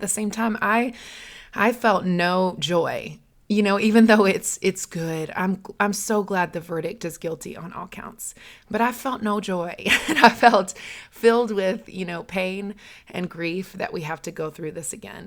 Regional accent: the South, Southern United States, United States; accent: Southern; my Southern accent

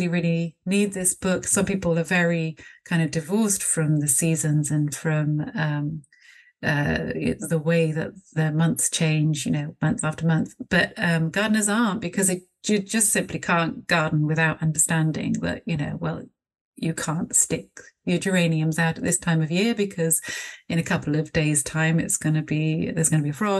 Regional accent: Bristol, South West England, United Kingdom; I live in Bristol, and I'm from Bristol, so, you know, I've always been here

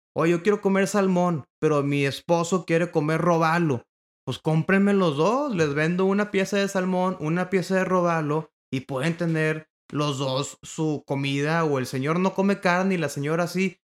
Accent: Monterrey, Nuevo León, Mexico; Yo soy originario de Monterrey, Nuevo León

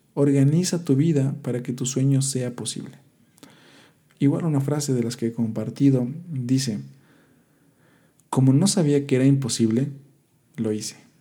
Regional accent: Quito, Pichincha, Ecuador; yo soy de Quito, Ecuador

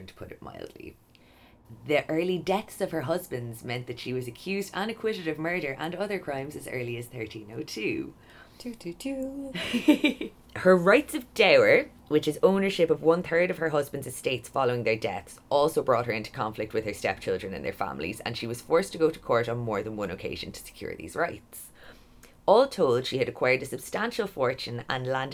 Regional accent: Kilkenny, County Kilkenny, Ireland; Kilkenny, my hometown

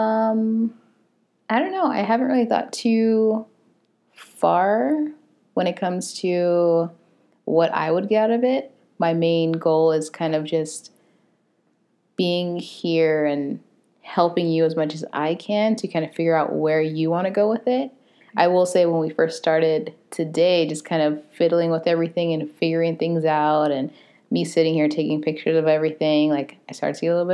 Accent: Phoenix, Arizona, United States; I'm from South Phoenix. I live in downtown Phoenix.

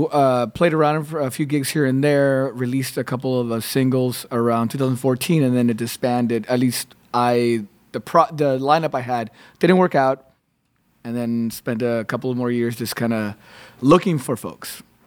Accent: Texas, United States; now in Austin, United States; I'm from the border, but I grew up with a lot of Mexican cumbia myself.

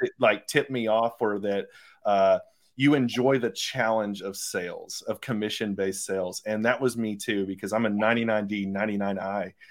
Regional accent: Phenix City, Alabama, United States; I'm from Phoenix City, Columbus area

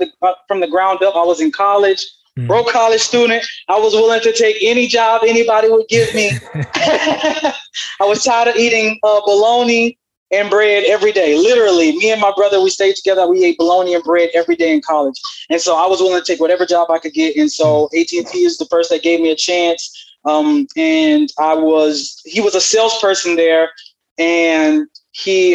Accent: Southern Louisiana, United States; now in Houston, United States; I hail from Louisiana, Southern Louisiana

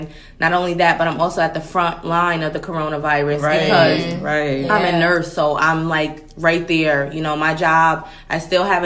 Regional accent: Connecticut, United States; I'm also from Connecticut

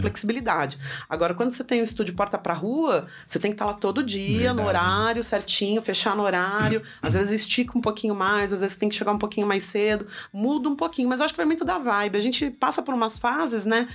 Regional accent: Jacareí, São Paulo, Brazil; moved away as an adult; now in São Paulo, Brazil; voltei para Jacareí, que é minha cidade natal.

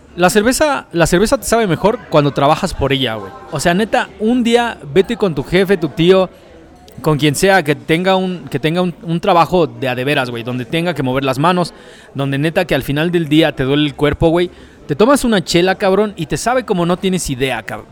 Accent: Nezahualcóyotl, State of Mexico, Mexico; yo nací en Nesa, yo soy born, nacido y criado en Nesa. Mis papás son de Oaxaca

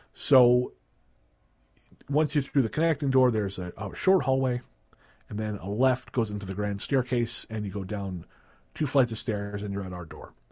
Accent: Revelstoke, British Columbia, Canada; moved away; I went back to Revelstoke, which is my hometown

